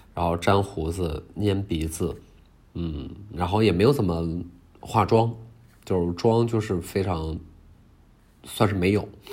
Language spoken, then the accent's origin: Chinese; Heilongjiang, China; 我是东北人，黑龙江，边陲，离俄罗斯也非常近